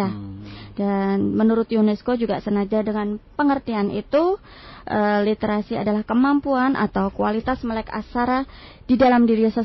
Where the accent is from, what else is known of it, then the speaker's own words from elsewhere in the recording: Yogyakarta, Special Region of Yogyakarta, Indonesia; now in Ambon, Indonesia; Jawa pun Jawa. Jogja Pak.